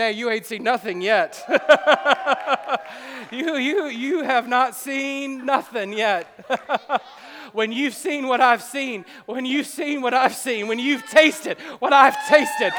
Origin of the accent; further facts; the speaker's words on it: the South, United States; We're from the South.